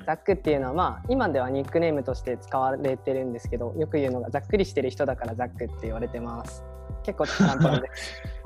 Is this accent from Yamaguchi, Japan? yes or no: yes; Yamaguchi, Japan; 地元が米軍基地っていうあの海外のアメリカ軍がいる基地がすぐそばにあって